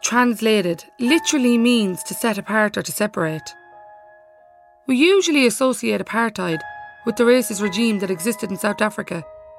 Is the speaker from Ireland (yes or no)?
yes; Ireland; I'm an actor and an Irish traveller. I am 35 years old, and although school had its challenges for me as an Irish traveller